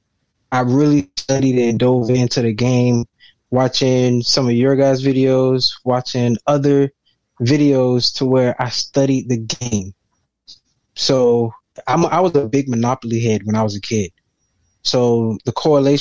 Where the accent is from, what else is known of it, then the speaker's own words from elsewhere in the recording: Miami, Florida, United States; I'm from Miami, born and raised